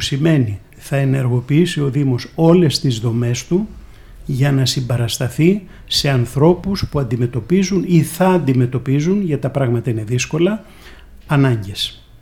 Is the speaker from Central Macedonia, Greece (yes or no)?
no; Athens, Attica, Greece; also born or lived in Corfu; έχω γεννηθεί στην αθηνα στην Κεσαριανή συγκεκριμένα